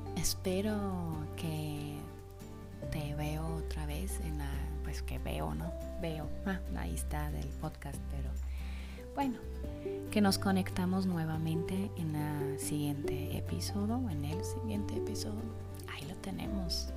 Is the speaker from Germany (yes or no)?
yes; Germany; Spanish is a second language; now in Zacatecas, Mexico; soy alemana